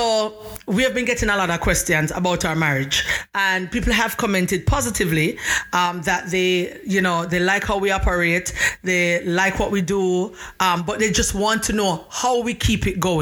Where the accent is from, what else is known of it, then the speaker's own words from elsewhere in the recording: Jamaica; I am Jamaican, and my husband is from Brooklyn, New York.